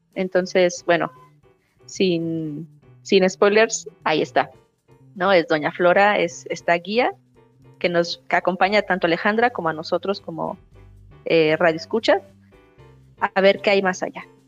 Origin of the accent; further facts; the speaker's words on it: Mexico; also born or lived in Argentina; nosotros como mexicanos y mexicanas